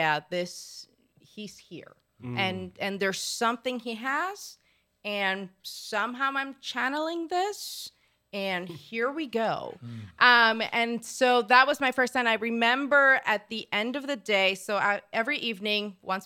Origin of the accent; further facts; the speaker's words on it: Puerto Rico; moved away; also born or lived in Florida; I'm originally from Puerto Rico